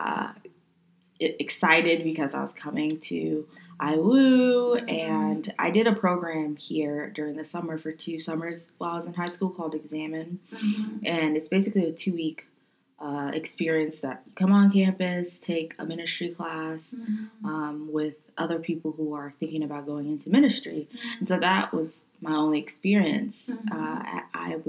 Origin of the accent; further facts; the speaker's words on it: High Point, North Carolina, United States; also born or lived in Haiti / Florida; I grew up in North Carolina because that's all I really remember